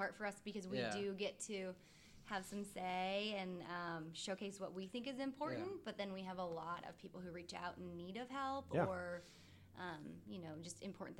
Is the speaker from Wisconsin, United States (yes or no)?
no; Leawood, Kansas, United States; also born or lived in Long Island, New York; now in Wichita, United States; I grew up in Kansas City.